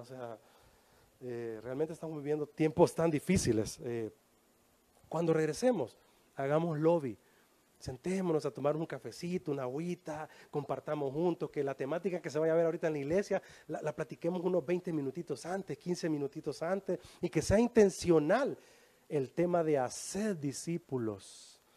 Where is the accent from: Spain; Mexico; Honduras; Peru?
Honduras; Así decimos en Honduras